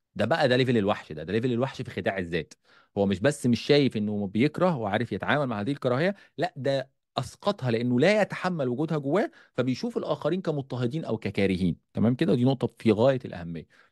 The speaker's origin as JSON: {"language": "Arabic", "country": "Egypt", "said": "عندنا في مصر"}